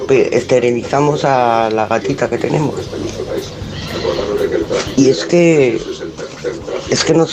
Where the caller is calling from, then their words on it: Tarragona, Catalonia, Spain; de Tarragona.